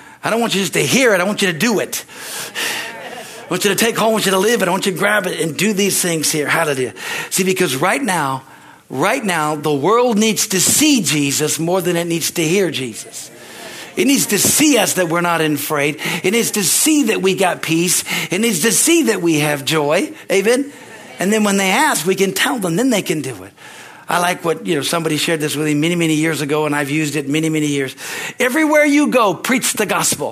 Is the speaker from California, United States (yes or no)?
yes; California, United States; moved away as an adult; also born or lived in Midwest; I came from California